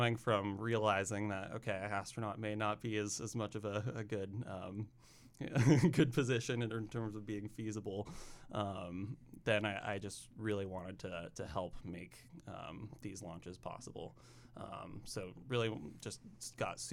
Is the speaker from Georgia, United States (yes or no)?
no; Sebastopol, California, United States; moved away as an adult; now in Oregon, United States; I'm originally from Northern California, a small town called Sebastopol. Not Sevastopol, Ukraine, but Sebastopol, California. basically lived there up until college.